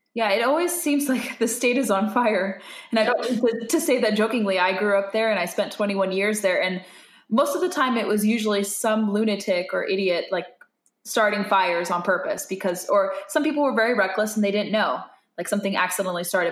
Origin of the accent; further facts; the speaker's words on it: California, United States; I'm from California